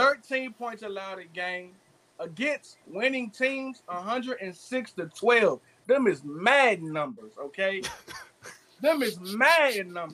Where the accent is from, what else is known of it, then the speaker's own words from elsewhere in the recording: Washington, District of Columbia, United States; I'm not from Baltimore, from D.C.